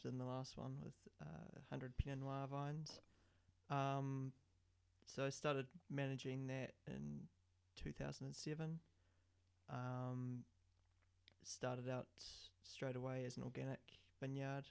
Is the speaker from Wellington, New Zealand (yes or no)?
yes; Wellington, New Zealand; also born or lived in Martinborough; I was born and raised in Wellington